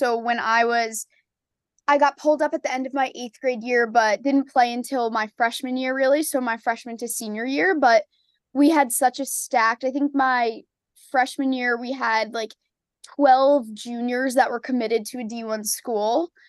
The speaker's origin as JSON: {"language": "English", "region": "New York", "country": "United States", "said": "I'm a Knicks fan because I'm from New York, but I can't say I'm too dedicated."}